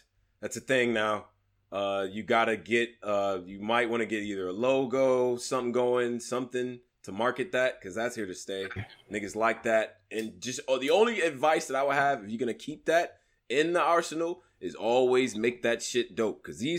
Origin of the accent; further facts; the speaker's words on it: Brooklyn, New York, United States; absolutely, you know what I'm from Brooklyn.